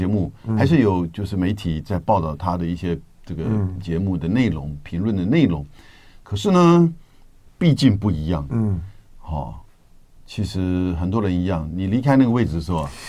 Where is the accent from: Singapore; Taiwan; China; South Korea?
Taiwan; Yonghe, New Taipei; born there; 我出生地。